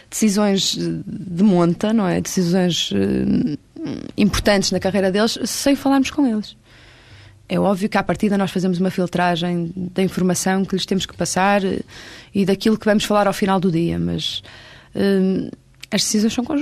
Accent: Porto, Norte, Portugal; born there; Porque eu, eu, nasci no Porto

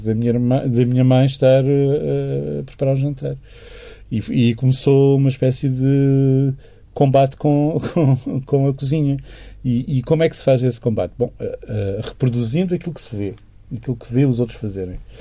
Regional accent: Chaves, Norte, Portugal; moved away; also born or lived in Douro; passamos uh, as nossas infâncias e adolescências em Chaves

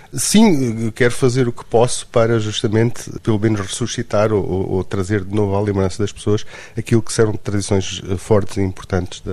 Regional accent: Luanda, Luanda Province, Angola; also born or lived in Trás-os-Montes, Portugal; now in Lisbon, Portugal; eu na realidade nasci em Luanda, em Angola, mas uh, passei uh, muito tempo da minha vida em Lisboa.

